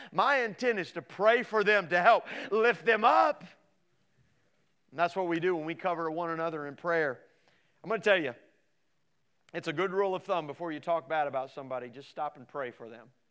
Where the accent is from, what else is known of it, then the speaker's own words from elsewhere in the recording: Midwest, United States; So I grew up in the Midwest, and here I am in the Midwest.